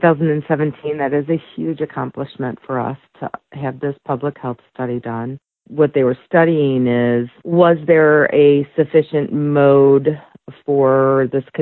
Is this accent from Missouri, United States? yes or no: yes; St. Louis, Missouri, United States; now in Detroit, United States; I grew up in the St. Louis area